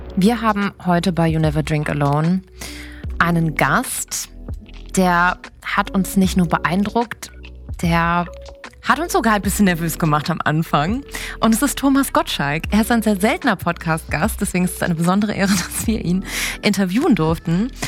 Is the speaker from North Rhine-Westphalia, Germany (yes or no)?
yes; Cologne, North Rhine-Westphalia, Germany; ich komme aus Köln